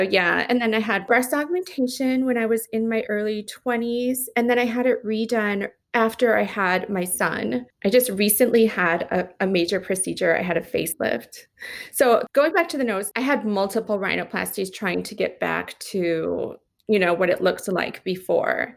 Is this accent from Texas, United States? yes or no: no; Las Vegas, Nevada, United States; moved away as an adult; also born or lived in Los Angeles; I moved back to Las Vegas, my hometown